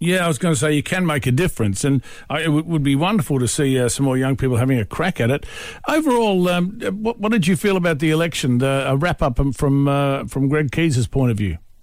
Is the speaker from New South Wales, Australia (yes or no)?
no; George Town, Tasmania, Australia; my hometown. Love it heaps. Georgetown